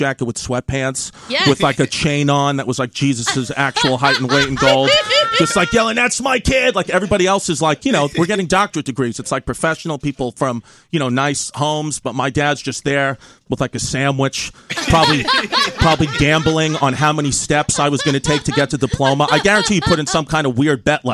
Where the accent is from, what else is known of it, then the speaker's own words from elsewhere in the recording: New York City, New York, United States; I'm from Bay Ridge, Brooklyn